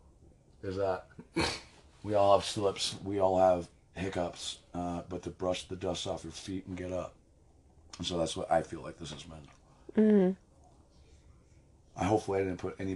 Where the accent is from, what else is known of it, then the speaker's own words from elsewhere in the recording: Kittredge, Colorado, United States; I grew up near Red Rocks in a town called Kittredge, just south of Evergreen. In the foothills